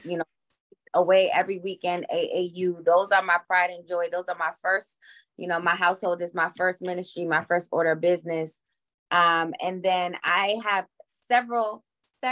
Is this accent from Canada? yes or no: no; New York City, New York, United States; moved away as an adult; now in Connecticut, United States; born and raised in the Boogie Down